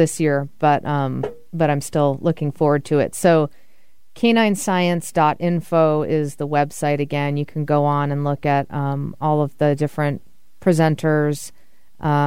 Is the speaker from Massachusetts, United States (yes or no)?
yes; Massachusetts, United States; I'm from Massachusetts